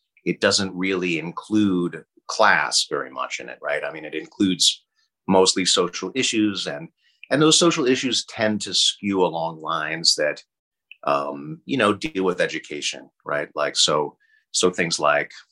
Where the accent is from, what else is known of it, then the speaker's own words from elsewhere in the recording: Boston, Massachusetts, United States; now in California, United States; I grew up on the East Coast. I grew up in Boston